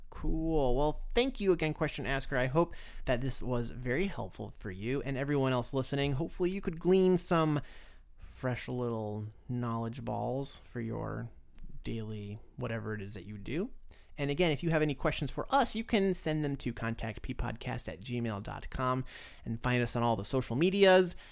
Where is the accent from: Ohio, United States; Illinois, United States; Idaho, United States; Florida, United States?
Florida, United States; moved away; I grew up in Florida